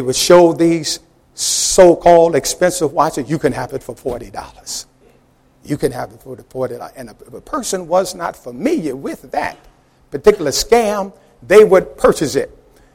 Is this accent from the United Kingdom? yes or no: no; New York, United States; as a youngster growing up in New York